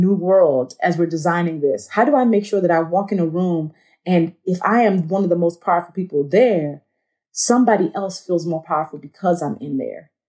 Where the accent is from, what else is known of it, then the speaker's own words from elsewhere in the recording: Nigeria; I'm a Nigerian woman, I'm black